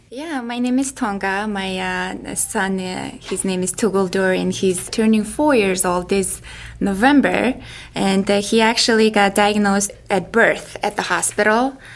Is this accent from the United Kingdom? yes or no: no; Mongolia; moved away; I'm from Mongolia